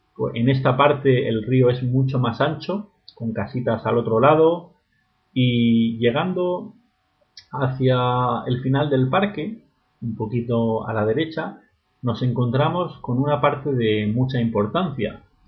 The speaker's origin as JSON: {"language": "Spanish", "town": "Murcia", "region": "Region of Murcia", "country": "Spain", "also_born_or_lived": "Berlin", "said": "Murcia, que es la ciudad de donde, de donde soy"}